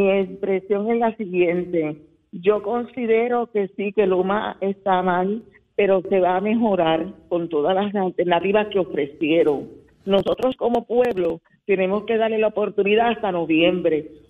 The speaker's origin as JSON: {"language": "Spanish", "country": "Puerto Rico", "also_born_or_lived": "San Lorenzo", "said": "Yo tengo 73 años, soy puertorriqueña"}